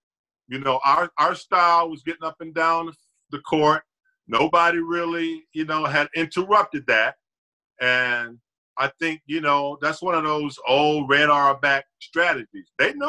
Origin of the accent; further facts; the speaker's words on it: Gastonia, North Carolina, United States; moved away as an adult; now in Los Angeles, United States; I was from Gastonia, North Carolina.